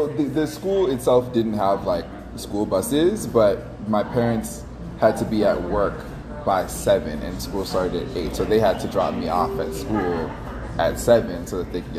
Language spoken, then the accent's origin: English; Washington, District of Columbia, United States; I grew up in D.C. I grew up in Northeast by okay. Howard University in the 90s. And so, you know, it was a tough neighborhood.